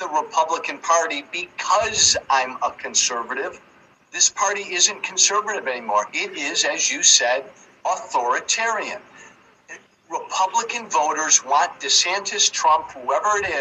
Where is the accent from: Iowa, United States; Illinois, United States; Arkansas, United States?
Illinois, United States; I come from Illinois.